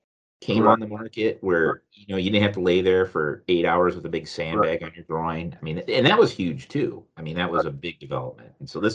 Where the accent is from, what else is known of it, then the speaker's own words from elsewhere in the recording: Cedar Rapids, Iowa, United States; this is my hometown